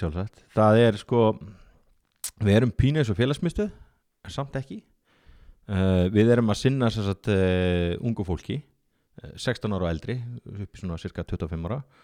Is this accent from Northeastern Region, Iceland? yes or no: yes; Akureyri, Northeastern Region, Iceland; fættur og uppalinn á Akureyri og ég er ótrúlega mikill Akureyringur